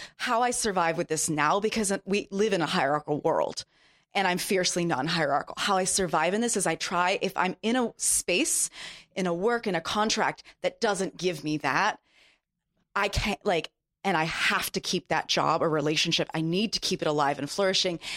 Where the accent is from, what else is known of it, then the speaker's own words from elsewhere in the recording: Japan; moved away; I grew up in Japan